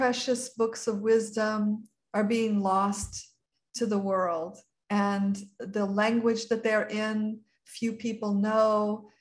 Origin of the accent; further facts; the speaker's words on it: Marin County, California, United States; also born or lived in San Francisco, California; was in Marin County in my childhood home